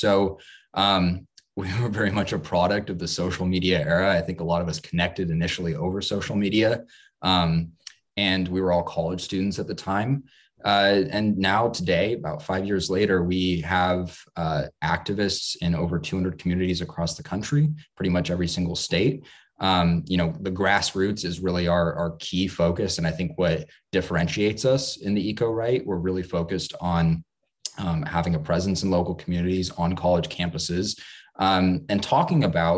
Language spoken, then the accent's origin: English; Seattle, Washington, United States; I was born and raised in Seattle